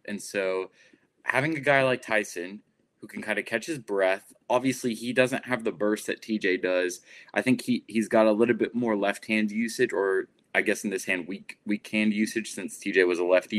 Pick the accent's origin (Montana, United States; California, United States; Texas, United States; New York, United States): Texas, United States; Plano; I'm from Plano, Texas.